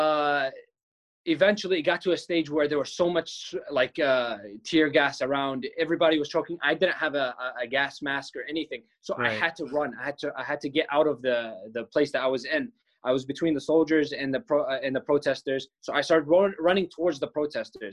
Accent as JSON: {"language": "English", "country": "Palestine", "tie": "born or raised there", "moved": "as an adult", "lives_now": "United States", "said": "I'm a Palestinian filmmaker. I grew up in Palestine, moved to the States 4 years ago"}